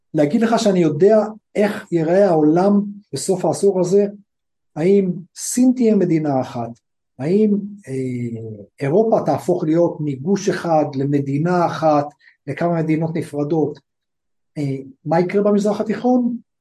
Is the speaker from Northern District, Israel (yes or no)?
yes; Afula, Northern District, Israel; moved away as an adult; now in India; טובי ואני, טובי ואני גדלנו, ב, גדלנו בעפולה